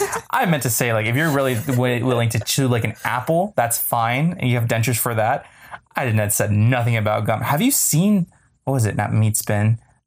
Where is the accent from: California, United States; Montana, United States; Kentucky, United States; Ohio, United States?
California, United States; Bay Area; We are Bay Area people because we say like a lot. So we are apparently from California.